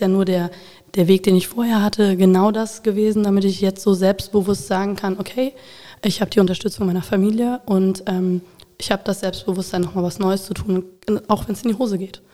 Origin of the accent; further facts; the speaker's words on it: Koblenz, Rhineland-Palatinate, Germany; also born or lived in Bonn; geboren bin ich tatsächlich in Bonn und ähm, bin mit acht Jahren nach Koblenz gekommen